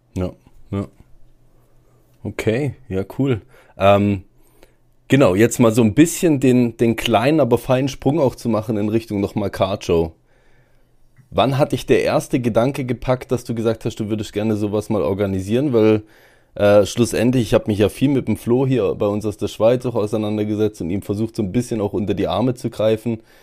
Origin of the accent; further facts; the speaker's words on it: Germany; bei uns in Deutschland